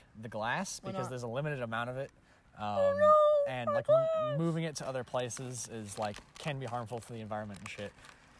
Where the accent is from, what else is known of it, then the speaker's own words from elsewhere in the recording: Nevada City, California, United States; moved away; I am from Nevada County, more specifically Nevada City.